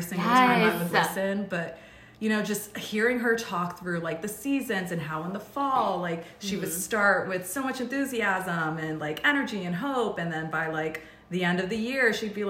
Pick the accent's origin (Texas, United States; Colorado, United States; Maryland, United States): Maryland, United States; Rockville; moved away as an adult; also born or lived in California; I moved to California from Rockville, Maryland, which is mm-hmm. where I was born and raised.